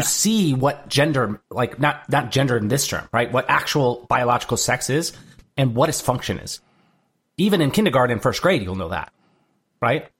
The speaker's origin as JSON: {"language": "English", "town": "Durand", "region": "Michigan", "country": "United States", "tie": "born or raised there", "said": "my hometown of Durand, Michigan"}